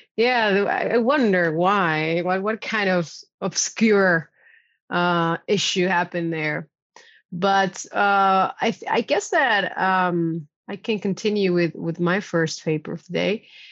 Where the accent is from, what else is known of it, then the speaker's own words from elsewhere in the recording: Argentina; now in Netherlands; I'm way down south in my hometown in Argentina